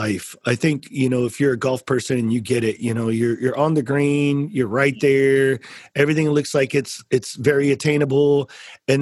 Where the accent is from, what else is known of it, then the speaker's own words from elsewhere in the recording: San Antonio, Texas, United States; I'm from San Antonio too